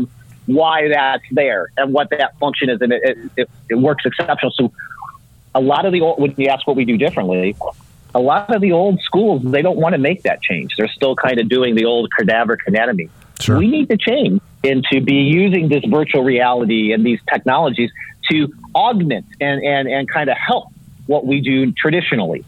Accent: Midwest, United States; I'm an Irish Catholic boy from the Midwest

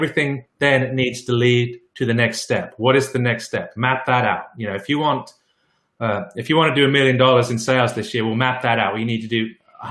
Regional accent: England, United Kingdom; I'm English

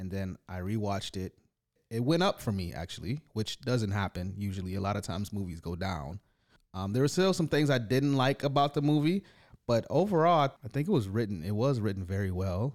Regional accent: Detroit, Michigan, United States; now in Toronto, Canada; growing up in Detroit

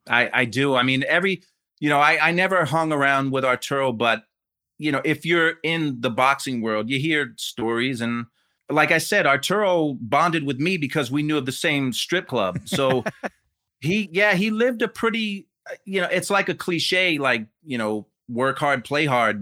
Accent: Rahway, New Jersey, United States; I grew up in Jersey

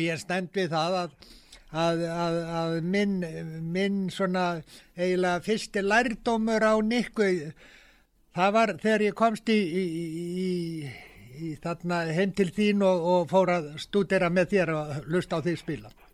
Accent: Iceland; ég er frá Íslandi

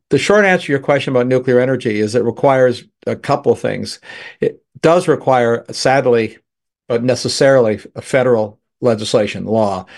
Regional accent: Canada; now in United States; I'm a Canadian. Originally, I'm still a Canadian citizen and American both.

